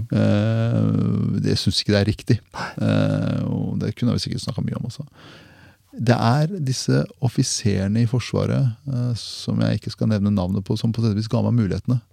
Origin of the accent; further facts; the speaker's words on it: Porsgrunn, Telemark, Norway; Porsgrunn Telemark